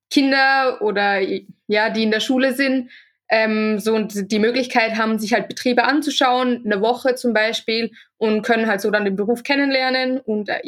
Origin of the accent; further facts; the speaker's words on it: Austria; now in Switzerland; ich bin von Österreich äh, in die Schweiz gezogen